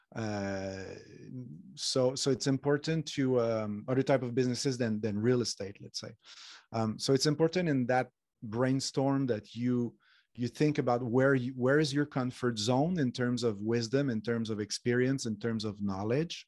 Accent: Montreal, Quebec, Canada; now in Spain; I'm from Montreal. I live in Spain

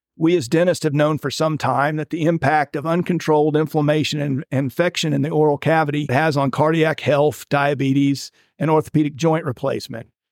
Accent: Winter Haven, Florida, United States; I went back to my hometown of Winter Haven, Florida, and practiced with my father

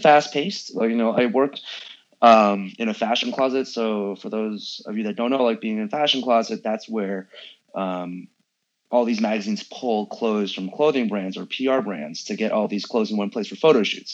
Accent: San Francisco, California, United States; I grew up in San Francisco.

